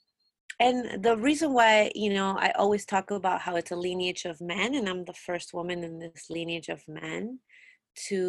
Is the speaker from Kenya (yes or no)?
no; Mexico; born or raised there; moved away; also born or lived in Peru